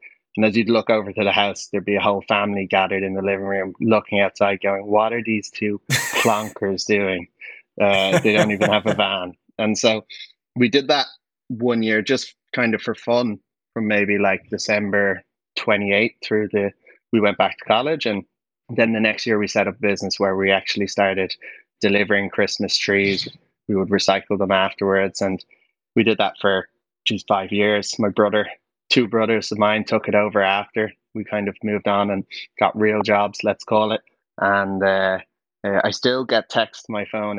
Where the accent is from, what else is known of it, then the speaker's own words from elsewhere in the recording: Dublin, Leinster, Ireland; I grew up in Dublin